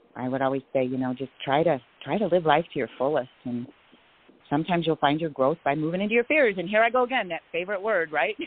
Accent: Illinois, United States; moved away as an adult; also born or lived in Texas / Seattle; now in Phoenix, United States; I was born in Illinois

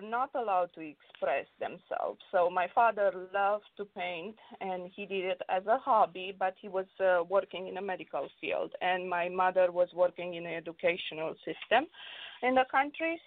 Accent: Romania; now in Los Angeles, United States; growing up in Romania, it was tough because I grew up uh, during the communist regime.

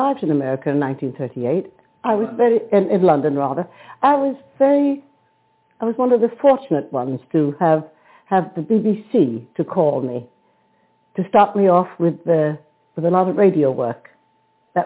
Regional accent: New York City, New York, United States; moved away as an adult; also born or lived in Paris; now in London, United Kingdom; As a Brooklyn girl, I'm British by marriage, which you know, and I've been in London since 1938

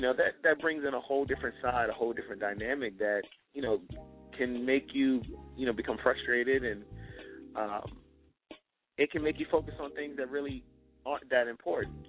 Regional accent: Richmond, Virginia, United States; I promote events in, in my in my hometown, Richmond, VA

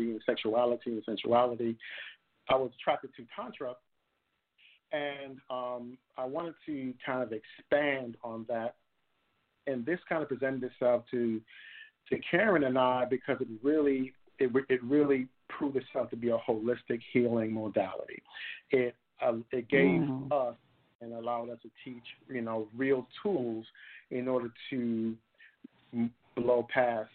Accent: New York City, New York, United States; moved away as an adult; now in Atlanta, United States; I was born and raised in Brooklyn

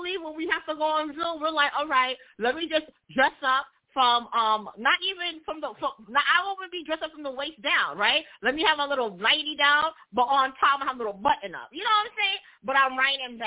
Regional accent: New York, United States; I'm from New York

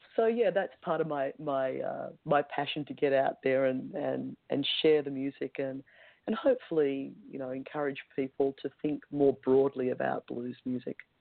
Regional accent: Melbourne, Victoria, Australia; in my hometown

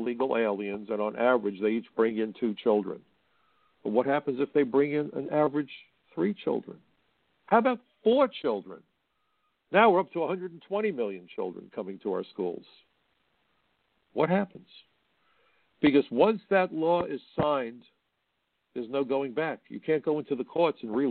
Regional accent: New York City, New York, United States; I'm a kid from Brooklyn

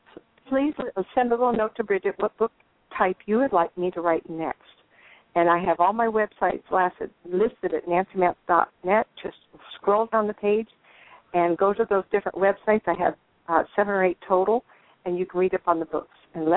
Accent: Inglewood, California, United States; born there; I think it's real interesting that I was born in Inglewood. My parents lived in Hollywood.

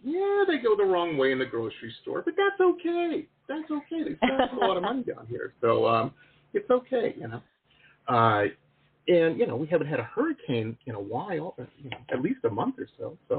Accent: Detroit, Michigan, United States; growing up in Detroit.

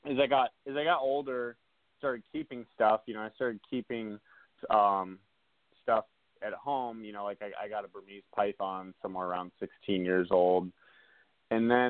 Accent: South Dakota, United States; I grew up in the Black Hills of South Dakota

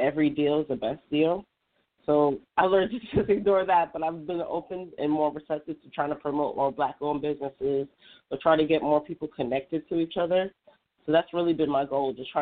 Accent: New Jersey, United States; I'm from New Jersey

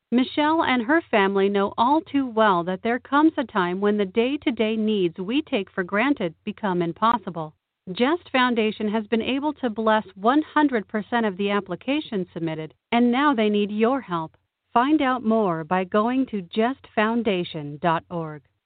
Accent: Wisconsin, United States; moved away as an adult; also born or lived in Kansas; now in Lawrence, Kansas, United States; I am actually currently in Lawrence, Kansas, um, but I grew up in Wisconsin

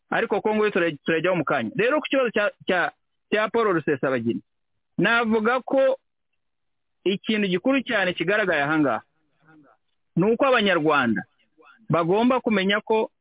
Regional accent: Rwanda; twebwe nk'abanyarwanda

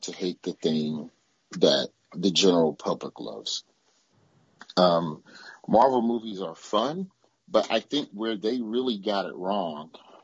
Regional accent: Alabama, United States; born or raised there

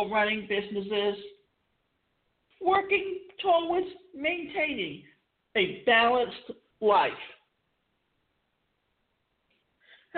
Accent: Savannah, Georgia, United States; I grew up in Savannah

